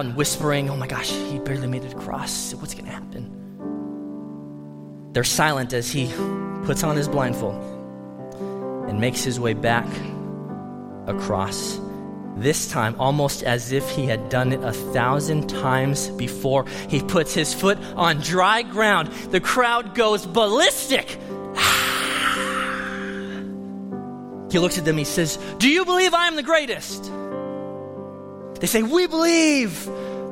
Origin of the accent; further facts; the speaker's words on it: United States; as an American